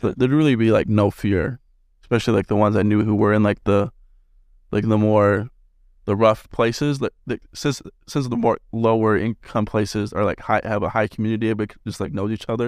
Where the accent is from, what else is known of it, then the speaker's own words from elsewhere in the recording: West Jordan, Utah, United States; I'm from West Jordan